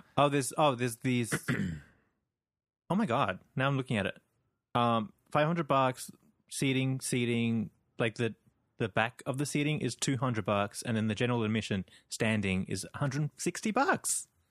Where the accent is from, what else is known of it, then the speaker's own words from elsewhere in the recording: Sydney, New South Wales, Australia; I'm from Sydney